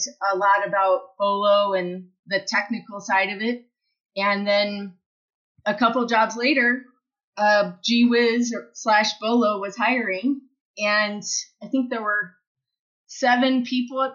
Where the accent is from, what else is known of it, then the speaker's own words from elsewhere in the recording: Denver, Colorado, United States; I grew up in Denver